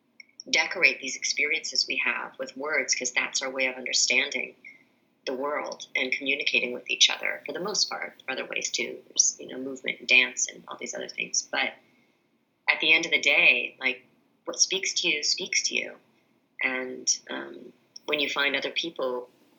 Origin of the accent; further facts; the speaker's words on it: New England, United States; I grew up in New England